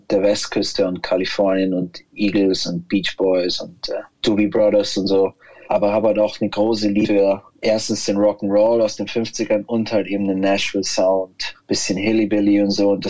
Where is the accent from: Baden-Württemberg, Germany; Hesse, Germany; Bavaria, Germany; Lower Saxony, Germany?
Bavaria, Germany; Munich; Also meine Hood ist München-Schwabing, geboren und aufgewachsen und äh, ich bin schon so euer Schwabinger.